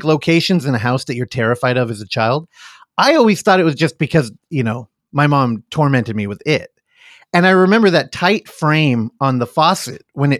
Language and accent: English; United States; And again, because we're American, violence we were all on board for.